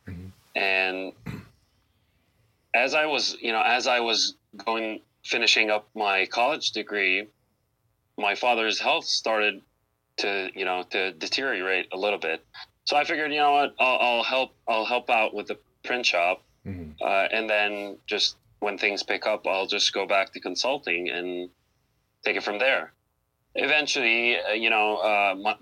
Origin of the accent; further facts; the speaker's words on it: Beirut, Beirut Governorate, Lebanon; moved away as an adult; now in Cleveland, United States; I was born in Cleveland, but I was raised in Beirut, Lebanon. You know, I grew up over there, spent all of my adult years and childhood over there